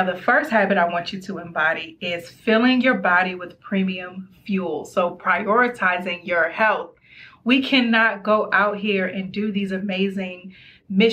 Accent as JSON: {"language": "English", "region": "Maryland", "country": "United States", "said": "I'm from Maryland"}